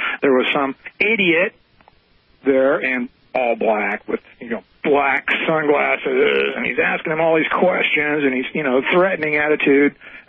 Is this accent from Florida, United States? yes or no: no; Oakland, California, United States; I was born in Oakland, California. On August 4th, 1952